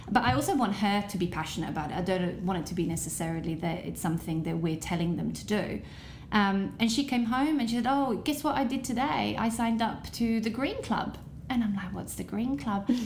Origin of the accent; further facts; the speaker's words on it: Italy; but I grew up in Italy